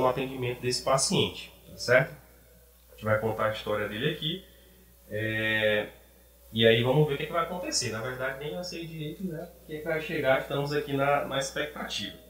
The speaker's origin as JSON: {"language": "Portuguese", "region": "Maranhão", "country": "Brazil", "also_born_or_lived": "Piauí", "moved": "as an adult", "lives_now": "Ceará, Brazil", "said": "vim do Maranhão, me formei no Piauí, agora estou no Ceará"}